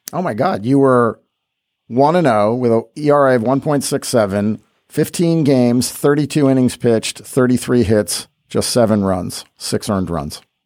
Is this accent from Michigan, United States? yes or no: no; Westchester County, New York, United States; I grew up in the nineteen seventies in Westchester County, New York